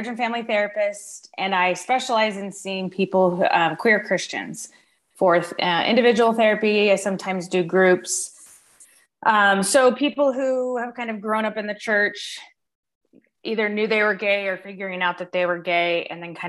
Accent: Denver, Colorado, United States; I grew up in like the suburbs of Denver

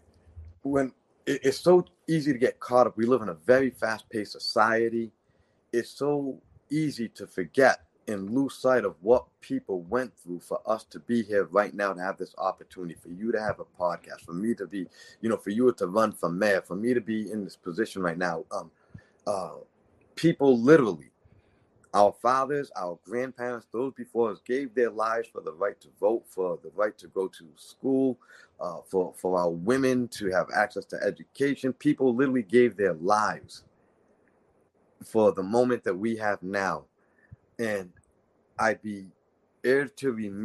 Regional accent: New Bedford, Massachusetts, United States; I appreciate the citizens of New Bedford, Massachusetts. I'm one of you guys, born and raised in Brickenwood

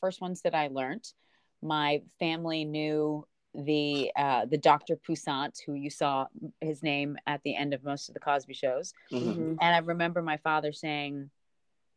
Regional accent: Jamaica; now in United States; And I'm Jamaican

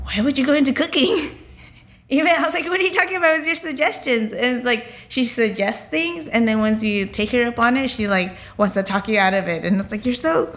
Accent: United States; the rice that I grew up eating in the States

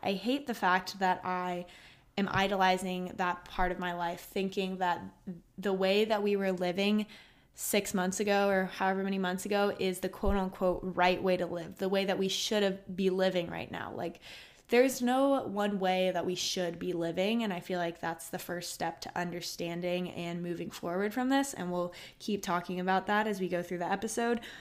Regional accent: Austin, Texas, United States; I'm from Austin, Texas, born, raised, and go to college here.

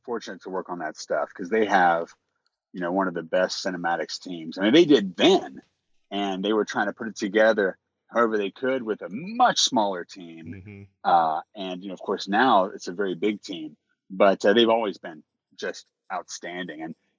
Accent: Louisiana, United States; I'm actually Cajun through and through.

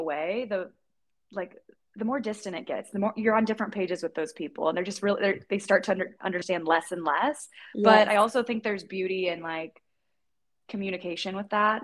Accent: Indiana, United States; moved away as an adult; also born or lived in Arizona; now in Los Angeles, United States; when I moved from Indiana to Arizona, whenever I went to college at ASU, all my friends and family back home

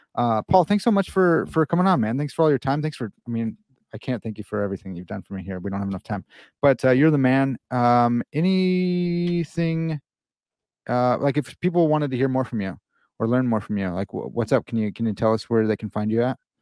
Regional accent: Chicago, Illinois, United States; I'm from Chicago

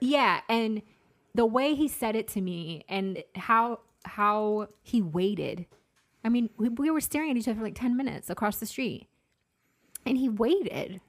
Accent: Massachusetts, United States; I'm from Massachusetts.

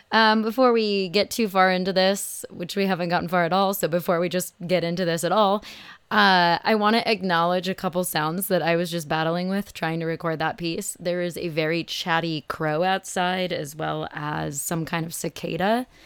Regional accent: Phoenix, Arizona, United States; It's a good thing I grew up in Phoenix. This actually isn't as terrible as it sounds, at least for me.

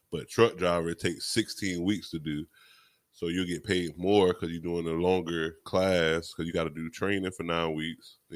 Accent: Miami, Florida, United States; I'm from Miami

